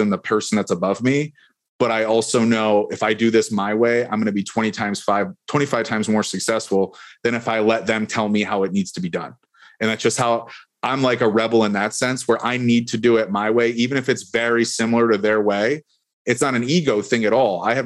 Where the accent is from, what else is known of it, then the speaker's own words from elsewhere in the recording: Buffalo, New York, United States; now in Tampa Bay, United States; I'm from Buffalo, New York.